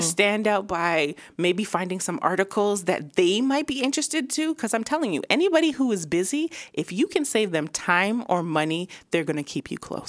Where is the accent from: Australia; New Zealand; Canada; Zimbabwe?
Canada; Vaughan, near Toronto, Ontario; moved away as an adult; also born or lived in Dallas; now in Atlanta, United States; I grew up in Vine, like, m, started in Toronto until my parents moved to, all of us to Vine.